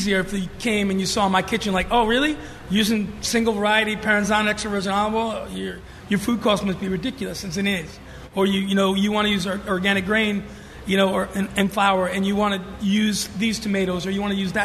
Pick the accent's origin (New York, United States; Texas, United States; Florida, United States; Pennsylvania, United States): New York, United States; New York City; moved away; growing up in New York